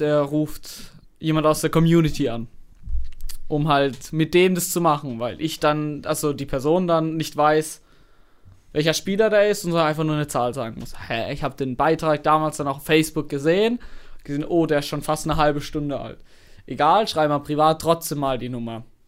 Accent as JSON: {"language": "German", "town": "Karlsruhe", "region": "Baden-Württemberg", "country": "Germany", "said": "woher ich komme. Habe ich gesagt, ja, nee, Karlsruhe"}